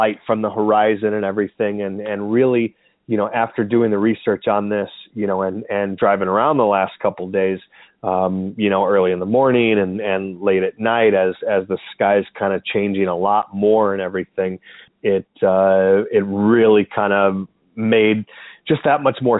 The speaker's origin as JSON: {"language": "English", "region": "Oklahoma", "country": "United States", "tie": "born or raised there", "moved": "yes", "lives_now": "Chicago, United States", "said": "I grew up in Oklahoma"}